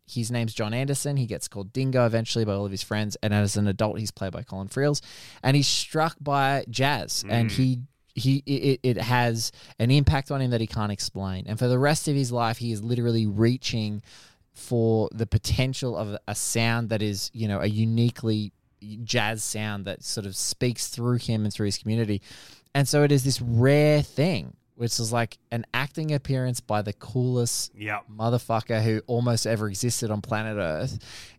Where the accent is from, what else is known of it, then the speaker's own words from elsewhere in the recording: Central Coast, New South Wales, Australia; I grew up on the Central Coast in New South Wales